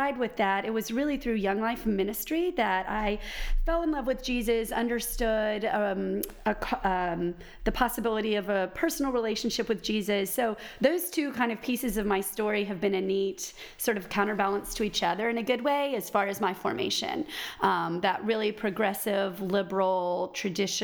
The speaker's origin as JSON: {"language": "English", "town": "Houston", "region": "Texas", "country": "United States", "tie": "born or raised there", "said": "I grew up in Houston, Texas"}